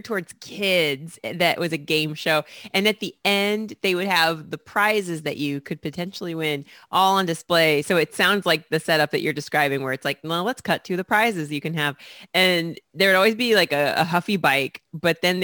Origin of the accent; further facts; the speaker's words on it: Indianapolis, Indiana, United States; moved away as an adult; now in Brooklyn, United States; I've been in Brooklyn for 15 years, so I feel like a New Yorker. But I was born and raised in Indianapolis, Indiana